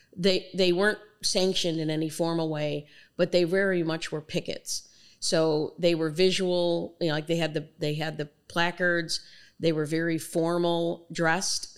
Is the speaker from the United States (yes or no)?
yes; Chicago, Illinois, United States; I'm born and raised in Chicago